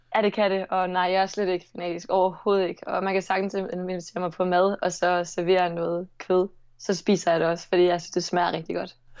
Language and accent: Danish; Nordborg, Southern Denmark, Denmark; accent: Southern Jutlandic; also born or lived in Sønderborg; jeg kommer fra Nordborg